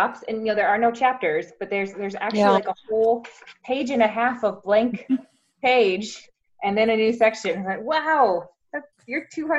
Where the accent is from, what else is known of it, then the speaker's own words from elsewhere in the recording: South Dakota, United States; now in Nebraska, United States; I grew up in South Dakota, in a place that doesn't look much different really from where I live now.